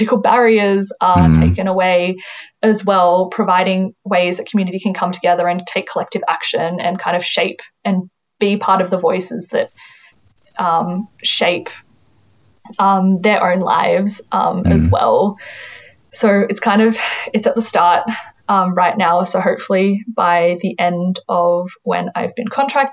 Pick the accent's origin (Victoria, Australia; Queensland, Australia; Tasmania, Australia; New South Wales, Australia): New South Wales, Australia; Sutherland Shire; also born or lived in China; I grew up in the Sutherland Shire